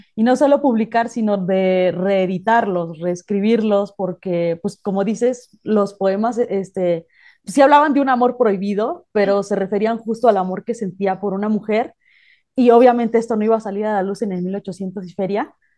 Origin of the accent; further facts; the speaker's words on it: Mexico; no sé si a todos los mexicanos nos pase